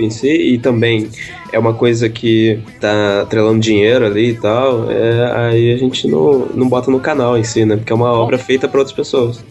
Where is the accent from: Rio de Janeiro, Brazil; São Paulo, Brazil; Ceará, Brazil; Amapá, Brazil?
Rio de Janeiro, Brazil; eu e o Ulisses, a gente é do Rio